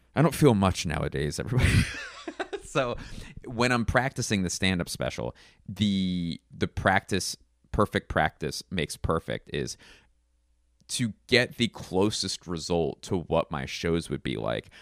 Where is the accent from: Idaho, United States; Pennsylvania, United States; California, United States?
Pennsylvania, United States; Philadelphia; my hometown of Philadelphia